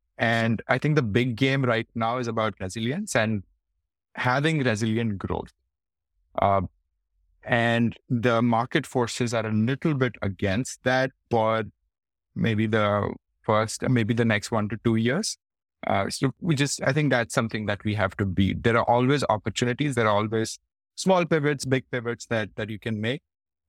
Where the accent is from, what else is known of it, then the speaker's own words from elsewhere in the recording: Faridabad, Haryana, India; people probably actually don't know that I come from this small city called Faridabad. Usually I say I come from Delhi because that's what most people will recognize. But I think having grown up in a small city has a lot to do with my humility.